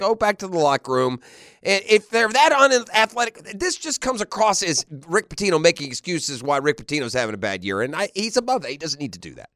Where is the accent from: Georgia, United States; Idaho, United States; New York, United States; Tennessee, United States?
Tennessee, United States; now in Jacksonville, United States; I grew up in Tennessee